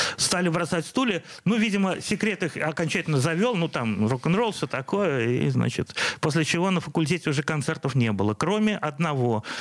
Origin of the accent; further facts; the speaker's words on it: Saint Petersburg, Russia; все мое детство прошло на Петроградской стороне